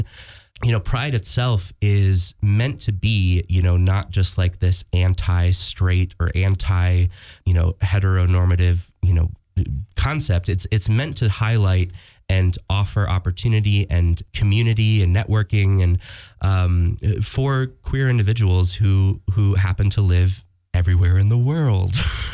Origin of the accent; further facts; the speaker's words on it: Jackson, Wyoming, United States; for myself, you know, I just grew up here. My parents moved me here by accident. And I, you know, found my footing growing up gay in this place.